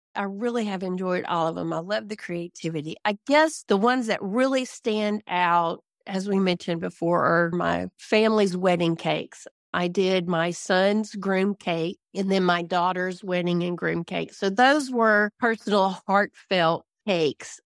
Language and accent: English; Louisiana, United States; moved away as an adult; now in DeBerry, Texas, United States; I grew up in Louisiana. I was born and raised in the town that is closest to me in Louisiana, which is twenty-three miles away